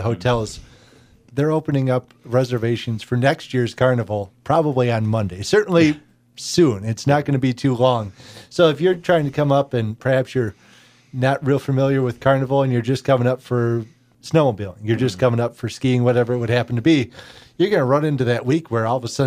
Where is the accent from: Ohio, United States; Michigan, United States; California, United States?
Michigan, United States; Detroit; my dad's side of the family comes from Wakefield, which is only a couple hours away. Mm-hmm. I grew up in the Detroit area, and most of the family has migrated that way